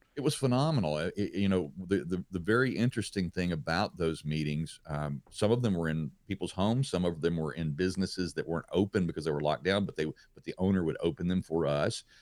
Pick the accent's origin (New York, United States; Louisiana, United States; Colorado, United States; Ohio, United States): Louisiana, United States; being home in my home state of Louisiana